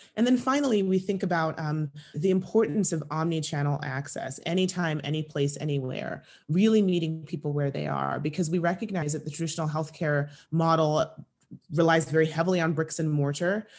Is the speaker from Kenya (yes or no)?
yes; Kenya; moved away; I grew up in East Africa, in Kenya